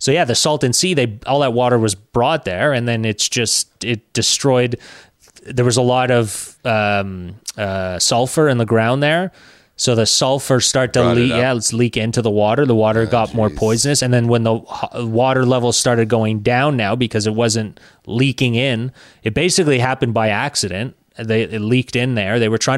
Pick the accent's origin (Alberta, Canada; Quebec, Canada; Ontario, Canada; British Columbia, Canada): Quebec, Canada; I'm from Quebec.